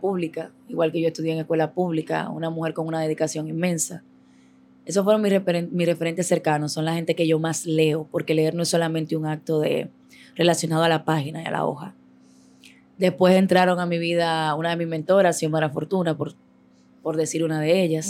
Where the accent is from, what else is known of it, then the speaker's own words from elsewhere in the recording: Santo Domingo Este, Distrito Nacional, Dominican Republic; Yo vengo de San Lorenzo de los Negros Minas, un barrio Los Minas